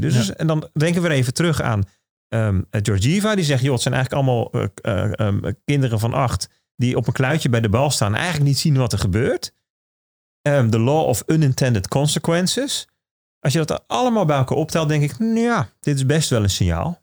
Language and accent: Dutch; Netherlands; als Nederlander